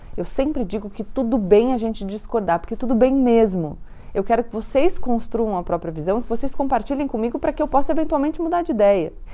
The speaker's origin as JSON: {"language": "Portuguese", "country": "Brazil", "said": "a gente, como brasileiro, também ouve diariamente na nossa política aqui no Brasil"}